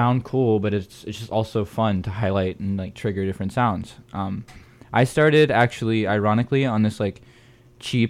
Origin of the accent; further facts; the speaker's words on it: northwest Florida, United States; I'm from Florida, the northwest region